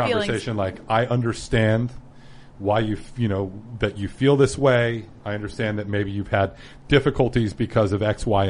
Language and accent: English; Bend, Oregon, United States; now in Alexandria, United States; Well, I live in Alexandria now, but I'm originally from Bend.